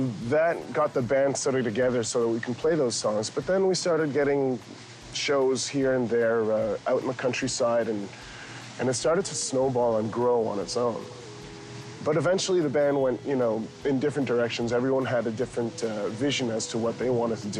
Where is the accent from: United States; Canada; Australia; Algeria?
Canada